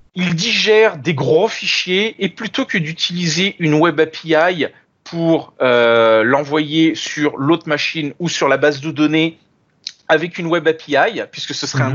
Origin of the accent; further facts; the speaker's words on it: France; moved away as an adult; now in Montreal, Canada; originellement, euh, je suis français, je suis né en France et j'ai immigré en 2014 au Canada